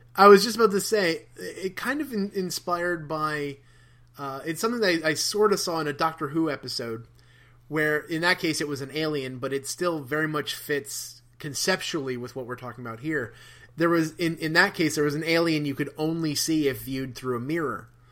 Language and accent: English; New Jersey, United States; when I was a kid, there used to be a magazine called Weird New Jersey